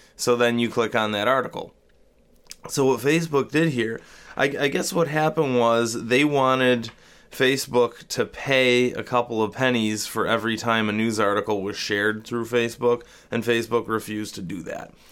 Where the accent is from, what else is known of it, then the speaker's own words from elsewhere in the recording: Rochester, United States; I'm no longer confined to my hometown